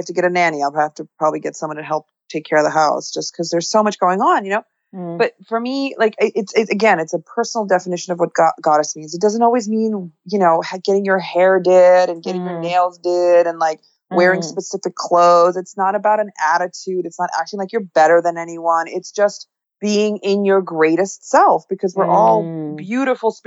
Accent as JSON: {"language": "English", "town": "New York City", "region": "New York", "country": "United States", "tie": "born or raised there", "said": "I grew up in New York City"}